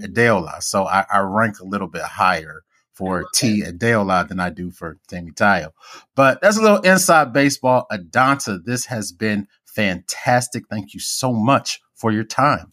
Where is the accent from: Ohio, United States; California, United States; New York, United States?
Ohio, United States; Cincinnati; also born or lived in Nigeria; I'm Nigerian as well. I was born, indeed, I was born in Cincinnati, but my father's in Lagos